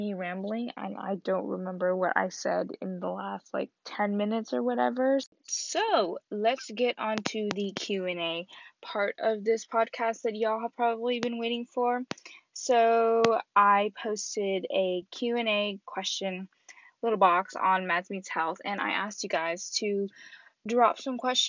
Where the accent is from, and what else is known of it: Texas, United States; born or raised there; first language Vietnamese; English is a second language; also born or lived in Wichita, Kansas